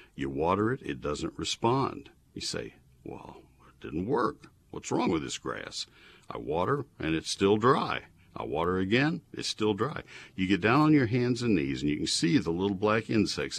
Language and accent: English; Texas, United States; I grew up in Texas